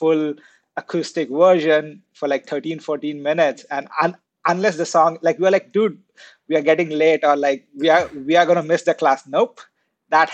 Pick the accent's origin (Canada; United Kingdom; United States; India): India; So I grew up in India